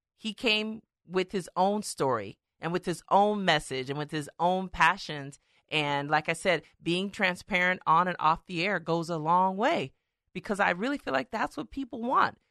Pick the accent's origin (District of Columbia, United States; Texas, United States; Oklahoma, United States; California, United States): California, United States; Stockton; I was born in Stockton, raised in Stockton, went to local schools.